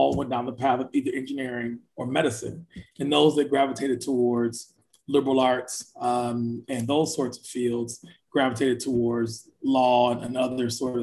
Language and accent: English; Flint, Michigan, United States; I'm from Flint, Michigan, born and raised